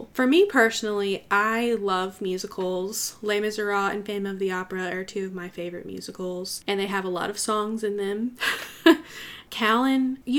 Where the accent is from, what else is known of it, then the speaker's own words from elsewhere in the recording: the South, United States; I am from the South, and there are a lot of country folks around me